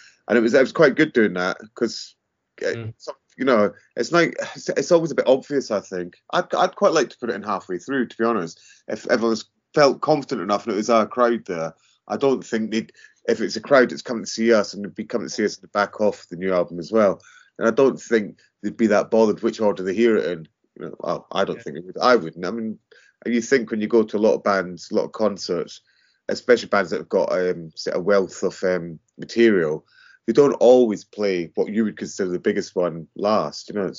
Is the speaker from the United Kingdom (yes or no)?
yes; Edinburgh, Scotland, United Kingdom; now in London, United Kingdom; Well, we were in London, but Pete came from Ireland, I came from Scotland, Edinburgh, and we moved down south